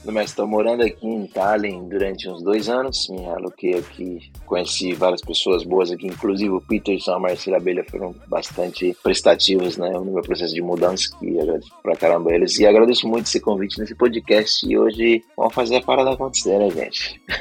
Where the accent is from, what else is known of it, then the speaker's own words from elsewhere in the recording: Haiti; now in Estonia; Eu sou do Haiti. É lá uma, um país, uma ilha lá do, do Caribe, eu sou caribenho